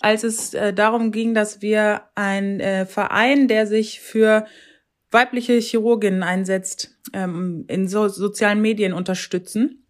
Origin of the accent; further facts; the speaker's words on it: North Rhine-Westphalia, Germany; wohne in Ostwestfalen und ja, das ist sozusagen meine Heimat, in die ich zurückgekehrt bin, nachdem ich lange im Rheinland war